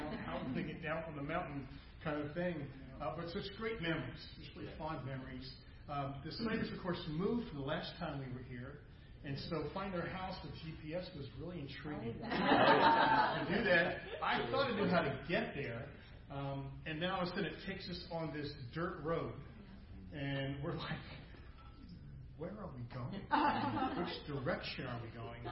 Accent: New Hampshire, United States; We're from New Hampshire, which is southern

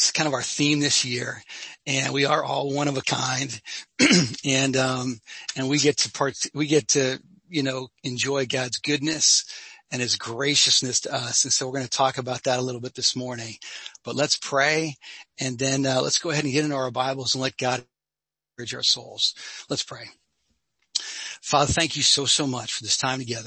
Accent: Sussex County, New Jersey, United States; I grew up in North Jersey. So Cheryl, I grew up in Sussex County

